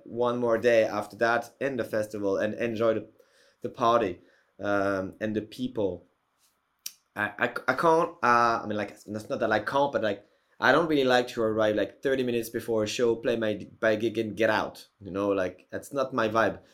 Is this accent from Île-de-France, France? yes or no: yes; Paris, Île-de-France, France; in Paris, in my hometown